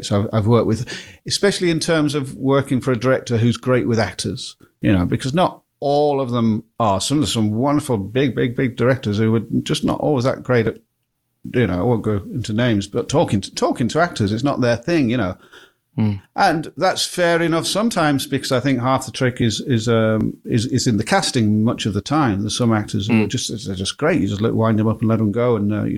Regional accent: Blackpool, North West England, United Kingdom; I'm from Blackpool

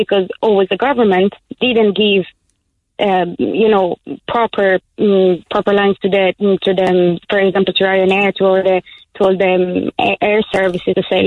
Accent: Italy; moved away as an adult; now in Ireland; I'm Italian

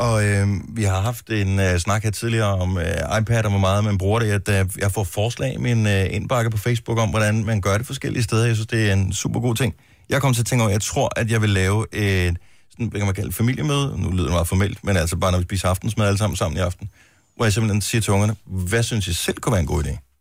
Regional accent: Funen, Southern Denmark, Denmark; born or raised there; now in Roskilde, Denmark

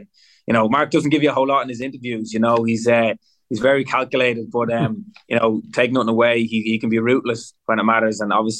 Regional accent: Ireland; that maybe as Irish people, we're a little bit like, oh, I don't know.

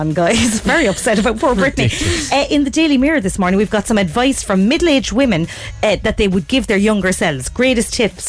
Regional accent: Cork, Munster, Ireland; accent: Cork; Sometimes I don't think I have a Cork accent

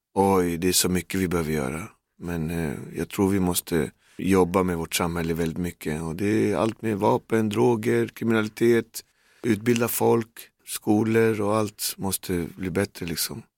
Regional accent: Sweden; Jag har bott i förorten snart till 50 år och jag bor där jag växte upp, där jag kommer ifrån

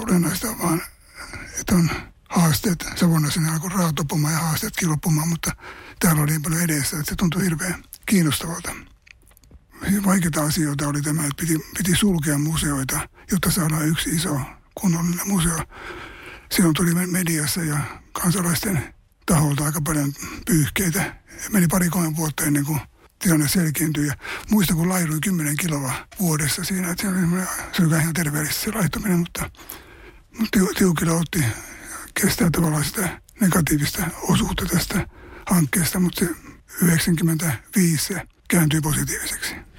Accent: Juva, South Savo, Finland; moved away as an adult; also born or lived in Helsinki / Savonlinna; now in Tampere, Finland; olen kotoisin Savosta, Etelä-Savosta, Juvalta

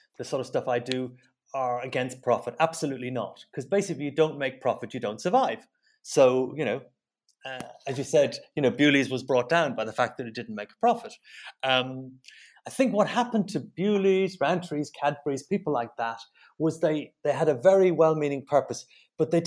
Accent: Dublin, Leinster, Ireland; moved away as an adult; also born or lived in London / Southern Germany; I'm from Sutton. I grew up at Sutton Cross

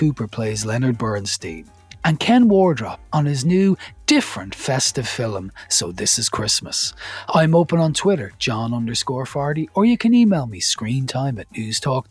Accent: Ireland; as an Irish person

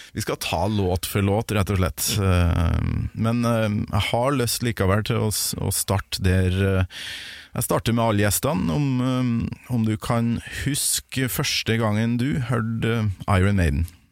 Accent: Kolvereid, Trøndelag, Norway; hjemme på Kolvereid

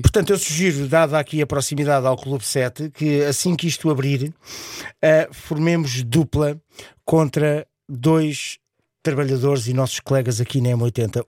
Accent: Portugal; como sou um Tuga fervoroso, como eu costumo dizer, sou Tuga abelhão pato

